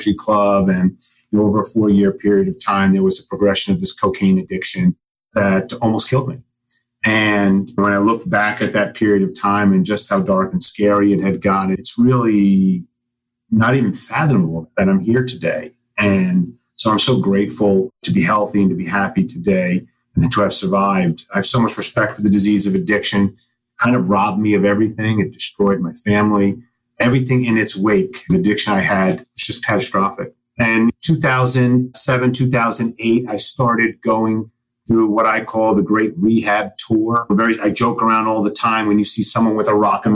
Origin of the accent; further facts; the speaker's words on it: New York, United States; I am a New Yorker and from the Northeast